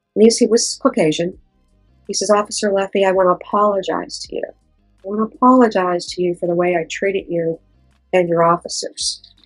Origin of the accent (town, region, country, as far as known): Pittsburgh, Pennsylvania, United States; born or raised there